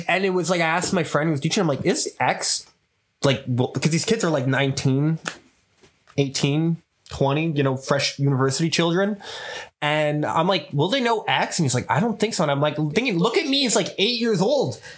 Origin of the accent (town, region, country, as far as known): Montreal, Quebec, Canada